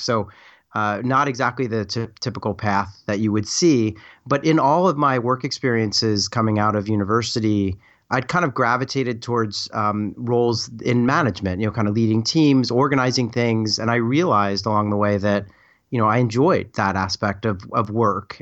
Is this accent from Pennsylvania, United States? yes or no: yes; Philadelphia, Pennsylvania, United States; I was kind of from the Philadelphia area.